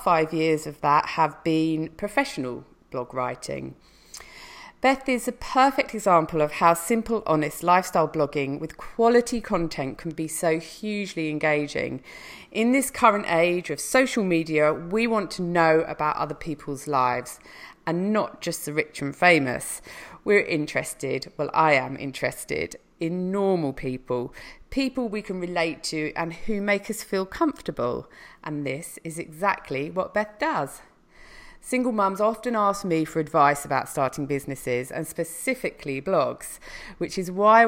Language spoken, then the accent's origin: English; United Kingdom; coming from the UK